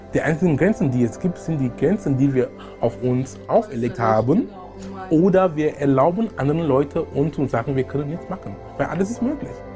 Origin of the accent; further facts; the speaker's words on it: Cameroon; German is a second language; moved away as an adult; also born or lived in Darmstadt, Germany / Munich, Germany / Essen, Germany; now in Germany; Ich bin gebürtiger Kameruner. Ich lebe in Deutschland seit über 19 Jahren jetzt. Ich bin damals gekommen, um zu studieren. Ich konnte kein Deutsch sprechen